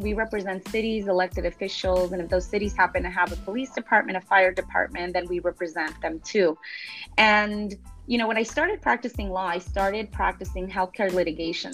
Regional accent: Los Angeles, California, United States; moved away as an adult; now in Long Beach, United States; I'm originally from South

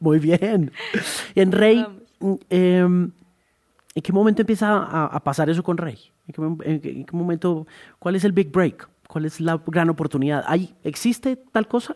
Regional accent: Colombia; lo que somos los colombianos

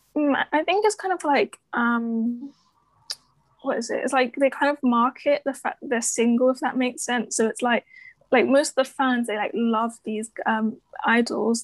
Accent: London, United Kingdom; I'm from London and I'm studying journalism at the University of Essex

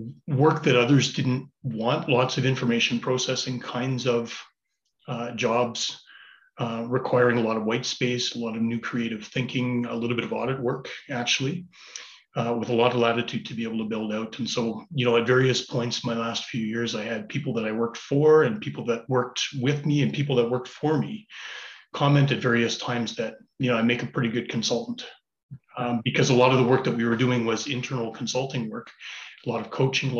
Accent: Calgary, Alberta, Canada; also born or lived in Ottawa; I was raised in Calgary. Family moved us across from Ottawa back in the early 80s when I was quite young

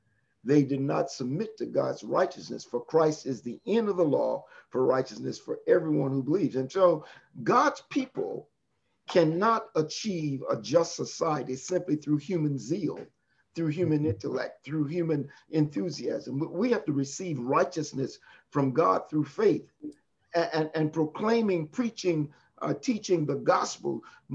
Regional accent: Louisiana, United States; I was born and raised in Louisiana

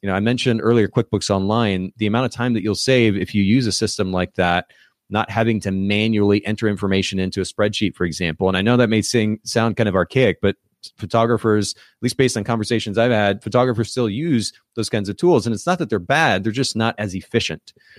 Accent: Kokomo, Indiana, United States; indiana uh, my home state, actually. I'm originally from Kokomo, Indiana

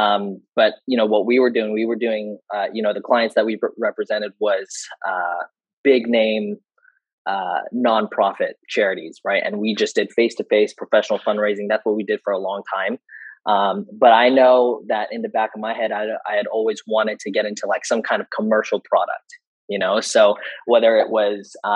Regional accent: San Diego, California, United States; I'm from San Diego.

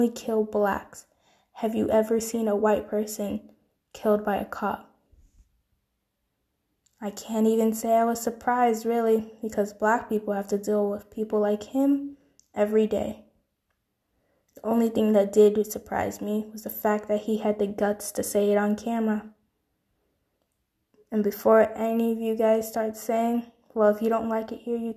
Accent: United States; proud of being American, proud to live in the land of the free.

